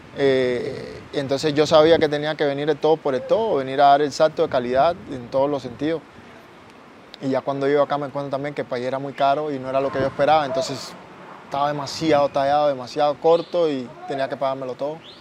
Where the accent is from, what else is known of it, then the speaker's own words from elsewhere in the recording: Cuba; moved away as an adult; now in Costa Rica; de donde yo vengo, que es Cuba